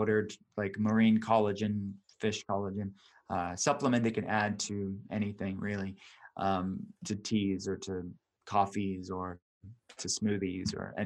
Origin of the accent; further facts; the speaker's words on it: Pittsburgh, Pennsylvania, United States; I'm from Pittsburgh